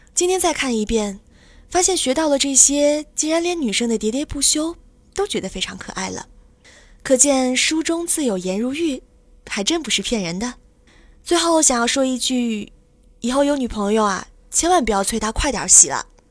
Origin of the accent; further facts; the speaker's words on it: Shenyang, Liaoning, China; 在沈阳土生土长的我